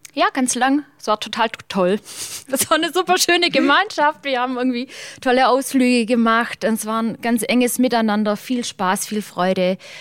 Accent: Germany; Schäklingen ist der Ort, wo ich herkomme

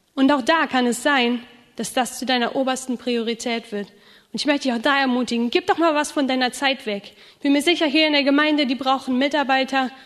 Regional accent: Rhineland, Germany; now in Schramberg, Germany; Ich komme ja aus dem Rheinland

